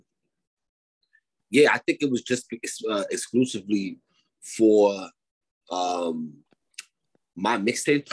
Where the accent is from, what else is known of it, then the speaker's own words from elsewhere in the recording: New York City, New York, United States; I'm from the South Bronx, from Salem.